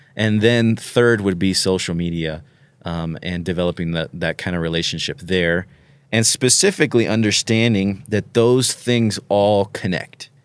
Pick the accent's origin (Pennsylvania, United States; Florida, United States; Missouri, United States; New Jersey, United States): Florida, United States; I'm from Florida